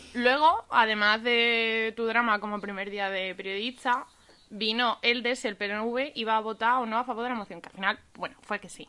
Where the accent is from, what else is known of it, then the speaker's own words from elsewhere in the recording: Andalusia, Spain; accent: Andalusian; andaluza, por el acento se entiende